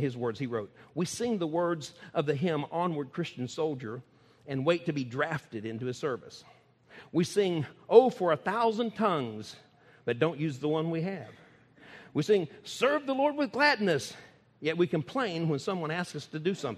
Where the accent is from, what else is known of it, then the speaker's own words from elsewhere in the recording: Texas, United States; I never say I'm from the United States. I tell them I'm from Texas